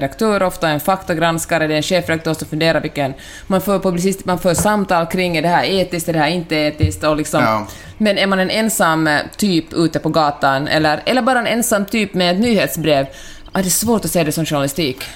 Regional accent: Helsinki, Uusimaa, Finland; also born or lived in Stockholm; now in Santa Monica, United States; Jag är ju helsingforsare

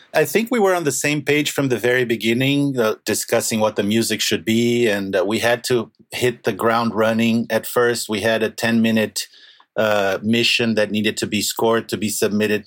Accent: Rio de Janeiro, Brazil; moved away; also born or lived in Argentina; I'm from Brazil

